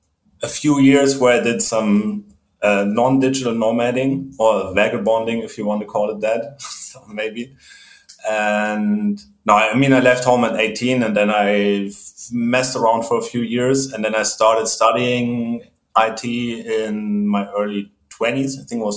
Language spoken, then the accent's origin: English; Germany; I'm originally from Germany.